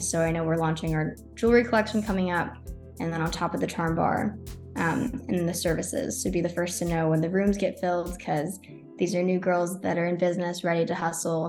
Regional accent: Texas, United States; moved away as an adult; now in Tampa, United States; so I'm originally from Texas, all my family's still there

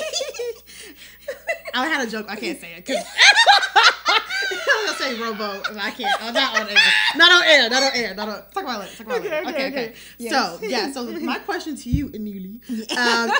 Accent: Detroit, Michigan, United States; accent: Detroit; My Detroit accent

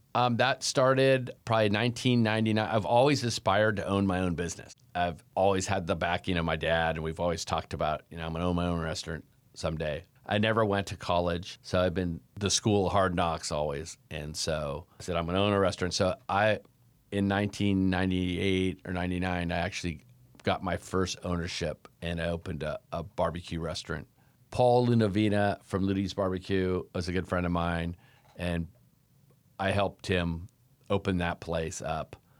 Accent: Davis, California, United States; also born or lived in North Dakota; Well, I was born in North Dakota, and when I was one years old, my parents moved to Davis, California

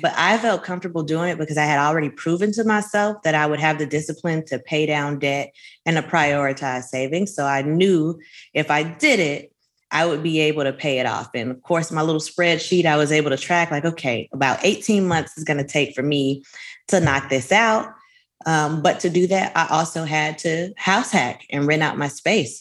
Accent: Miami Gardens, Florida, United States; I'm from Miami Gardens, Bajas, Carol City is what we called it then before we incorporated

